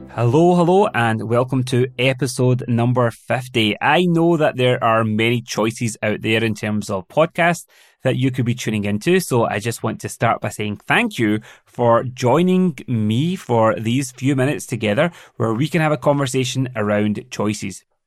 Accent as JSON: {"language": "English", "town": "Glasgow", "region": "Scotland", "country": "United Kingdom", "tie": "born or raised there", "also_born_or_lived": "London", "moved": "as an adult", "said": "settling back down in my hometown of Glasgow"}